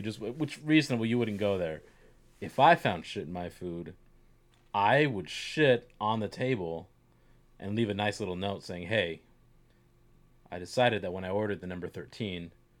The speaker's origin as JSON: {"language": "English", "region": "Florida", "country": "United States", "moved": "yes", "said": "I'm from Florida."}